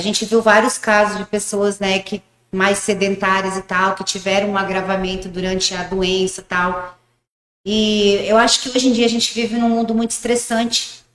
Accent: Paraguay; moved away as an adult; also born or lived in Rio Grande do Sul, Brazil; now in Umuarama, Brazil; eu nasci no Rio Grande do Sul, bem pequenininha, com três meses, meus pais mudaram para o Paraguai, lá em Foz, bem no interiorzão do Paraguai mesmo. E eu morei lá até meus 18 anos.

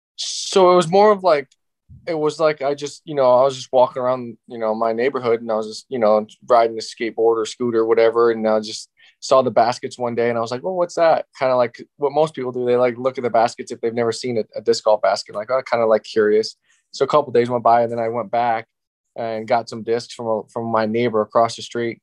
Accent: Ohio, United States; I just had a local local park in my hometown in Ohio

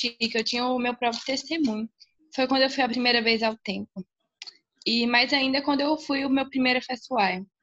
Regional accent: Goiânia, Goiás, Brazil; now in Loulé, Portugal; eu tenho 14 anos e eu nasci em Goiânia, no Brasil. Atualmente eu estou morando em Portugal, em Lolé, e eu vivo com a minha mãe, com meu pai e com meu irmão. E todos nós aqui em casa somos membros da igreja.

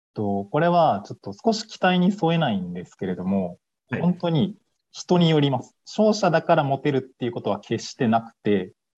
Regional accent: Kansai, Japan; now in Tokyo, Japan; 出身は関西なんですけど

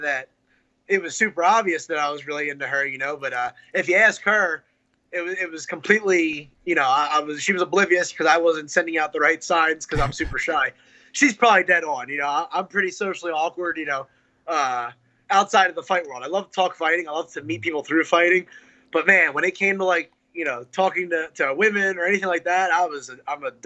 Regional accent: New Jersey, United States; also born or lived in Myrtle Beach, South Carolina; now in North Carolina, United States; New Jersey, where I'm from, and where I live now in North Carolina.

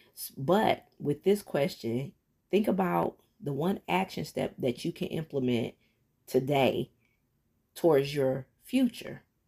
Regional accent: Detroit, Michigan, United States; moved away as an adult; in my hometown, that's where I'm from, Detroit, Michigan

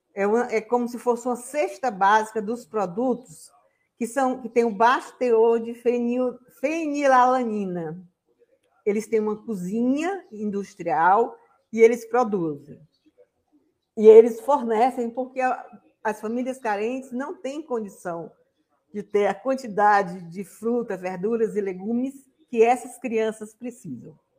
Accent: Sobral, Ceará, Brazil; eu sou de Sobral

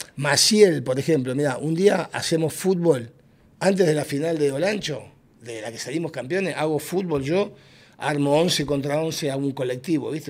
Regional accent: Argentina; moved away as an adult; also born or lived in Honduras; now in Tegucigalpa, Honduras; yo era independiente en Argentina

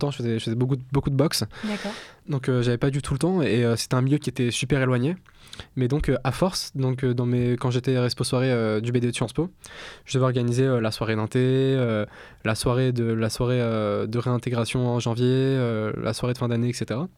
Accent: Argenteuil, Île-de-France, France; also born or lived in Milan, Italy; je viens, je viens d'Argenteuil, dans, dans le Val d'Oise.

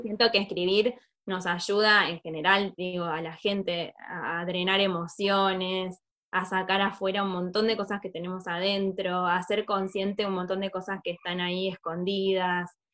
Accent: southern Córdoba, Argentina; moved away as an adult; now in Buenos Aires, Argentina; yo soy del, sur de Córdoba, de la me vine a estudiar a Buenos Aires

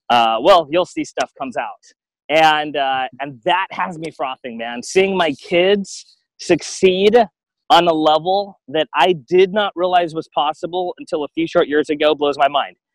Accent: Guam; also born or lived in Alaska, United States; And I look at myself growing up in Guam and then Alaska.

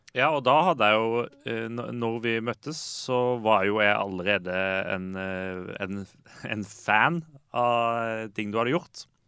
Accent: Lillesand, Agder, Norway; så er jeg jo fra Lillesand

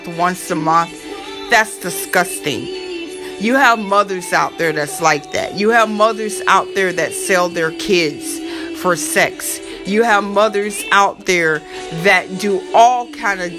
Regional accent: Florida, United States; accent: southern; moved away; also born or lived in New York City, United States; I am from Florida

